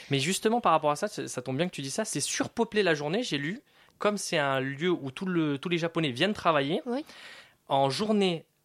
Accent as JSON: {"language": "French", "country": "Colombia", "said": "je suis colombien, euh, je suis né là-bas, euh, mais, mes parents sont français, donc je suis français par mes parents."}